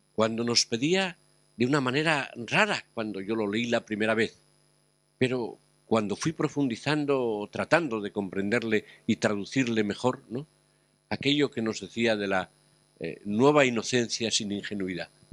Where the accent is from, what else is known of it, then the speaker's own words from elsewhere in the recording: Asturias, Spain; en mi tierra, Asturias